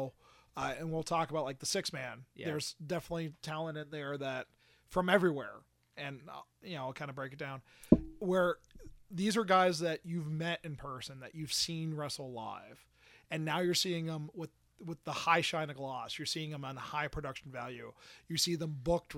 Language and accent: English; Central Florida, United States; I say Central Florida